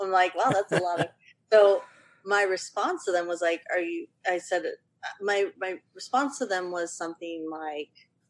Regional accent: Ventura County, California, United States; I grew up in Ventura County, like where you could just walk to the beach minutes. It was like 2 minutes away.

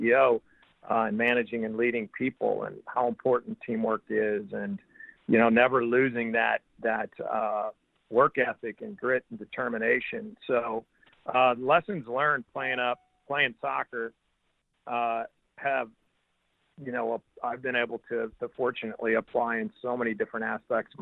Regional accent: St. Louis, Missouri, United States; growing up in that part of town, it was, I would say, very much a middle class kind of neighborhood

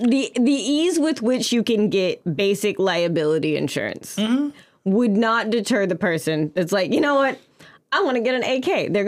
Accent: Louisiana, United States; now in San Antonio, United States; I'm from Louisiana.

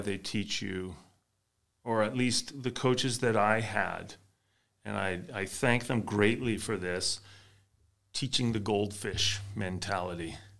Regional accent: Canada; being a Canadian playing ice hockey

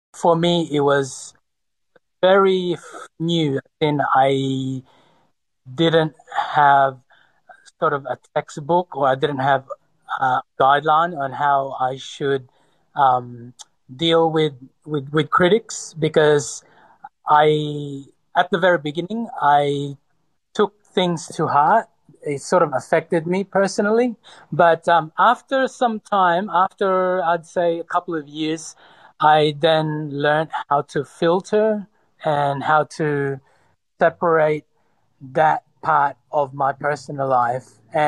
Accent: Sydney, New South Wales, Australia; also born or lived in Cebu, Philippines; Sydney, although I was born in the Philippines, in Cebu, but I was, for the most part, raised in Sydney from the age of 10 or 11.

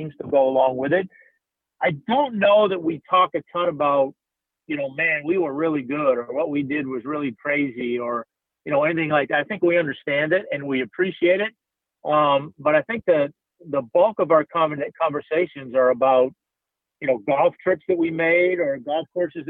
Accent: Boston, Massachusetts, United States; moved away; my friends that I grew up with back in Boston

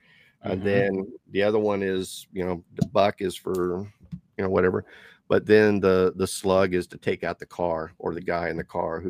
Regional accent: Canada; But being Canadian, you are part of the Commonwealth.

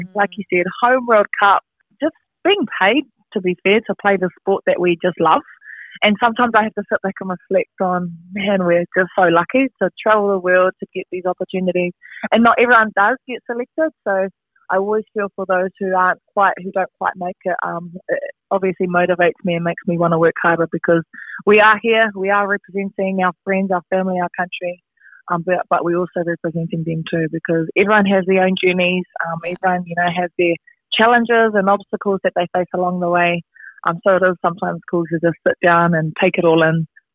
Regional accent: Ruatoki, Bay of Plenty, New Zealand; Growing up in Ruatoki, it was real cool, real small town

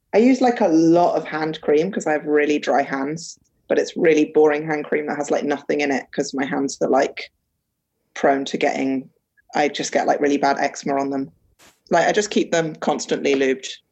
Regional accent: London, United Kingdom; also born or lived in Cambridge / Paris / Cairo / America; I grew up in London, Um, I love London. I still live here now.

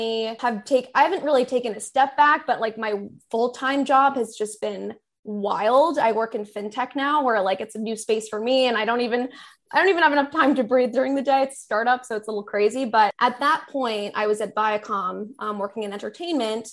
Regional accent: Long Island, New York, United States; now in New York City, United States; I grew up on Long Island, been there my whole life

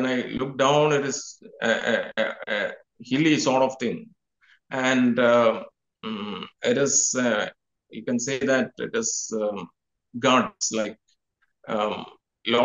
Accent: India; I am from India

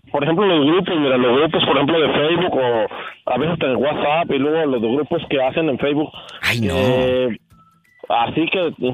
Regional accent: Chihuahua, Mexico; now in Agua Prieta, Mexico; yo soy de Chihuahua, yo soy nacido en Chihuahua, tengo 30 años que salí de mi pueblo en Chihuahua y allí hice mi casa, mi familia, ahí vive mi

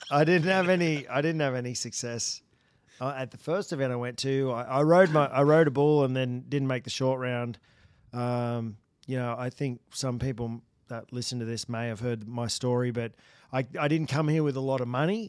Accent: Australia; moved away as an adult; now in United States; I come from Australia

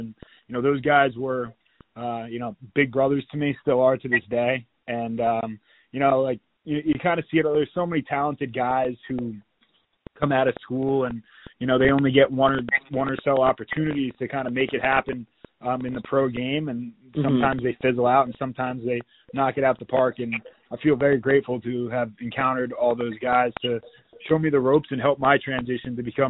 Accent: Mountain Lakes, New Jersey, United States; Yeah, growing up in Mountain Lakes, lacrosse was huge in the community.

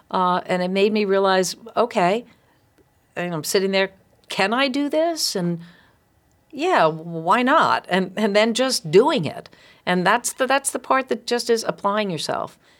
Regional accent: East Providence, Rhode Island, United States; I grew up in East Providence

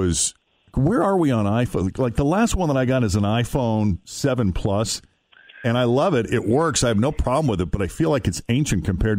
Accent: New England, United States; I grew up in New England

